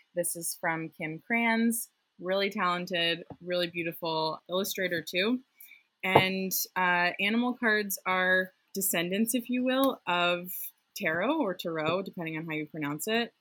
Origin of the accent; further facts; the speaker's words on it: outside Boston, Massachusetts, United States; the house I grew up in outside Boston